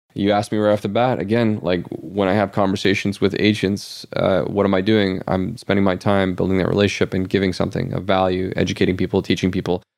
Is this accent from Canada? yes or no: yes; Canada; we are Canadian.